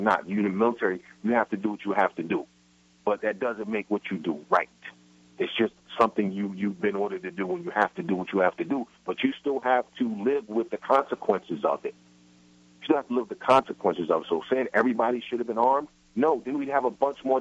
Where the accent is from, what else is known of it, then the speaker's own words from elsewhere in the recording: New York City, New York, United States; I grew up in Brooklyn in the projects